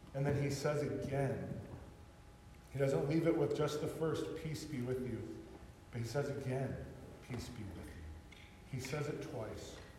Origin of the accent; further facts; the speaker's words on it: California, United States; growing up in California